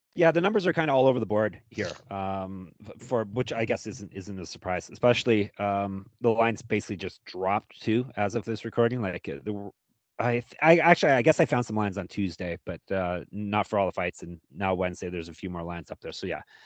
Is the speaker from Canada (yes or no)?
yes; Canada; us Canadians